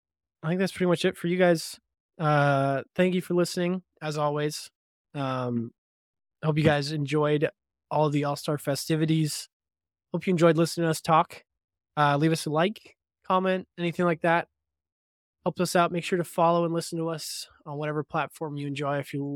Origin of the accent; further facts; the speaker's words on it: Toronto, Ontario, Canada; Canadian heritage since we both hail from Ontario. I've scouted some video of him online skating with my hometown team, the Toronto Maple Leafs